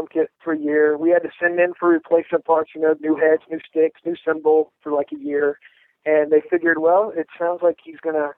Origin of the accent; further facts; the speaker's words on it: Southern California, United States; I grew up in Southern California